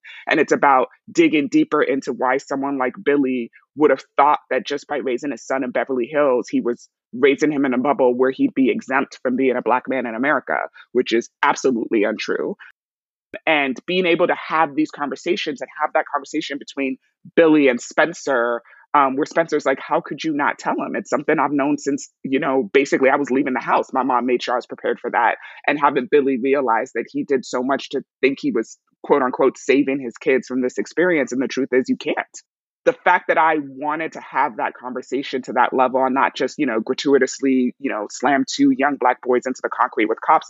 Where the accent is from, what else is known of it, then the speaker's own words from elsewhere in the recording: Nigeria; also born or lived in New York / Cote d'Ivoire / England; I was born in New York, but I was raised in Nigeria, Cote d'Ivoire, England, and then came back to the States for college.